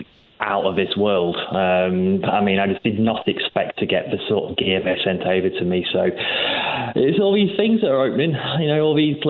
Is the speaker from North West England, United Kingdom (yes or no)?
no; Lincoln, East Midlands, United Kingdom; in Lincoln, where I'm from